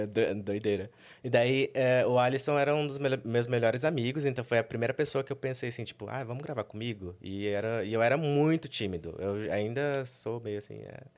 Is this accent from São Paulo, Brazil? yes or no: yes; Sorocaba, São Paulo, Brazil; moved away as an adult; now in São Paulo, Brazil; originalmente, eu sou de Sorocaba. Vivi lá a minha vida toda com os meus pais